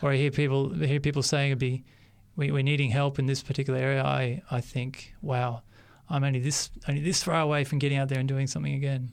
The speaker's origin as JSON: {"language": "English", "town": "Sydney", "region": "New South Wales", "country": "Australia", "tie": "born or raised there", "also_born_or_lived": "Papua New Guinea", "accent": "Australian", "said": "I was born in 1979 in Sydney. I uh, grew okay. up in Western Sydney, in the suburbs of Western Sydney"}